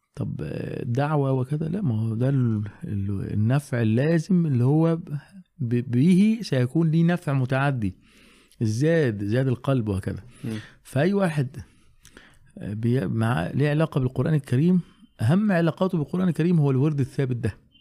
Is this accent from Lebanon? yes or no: no; Alexandria, Alexandria Governorate, Egypt; عندنا في اسكندريه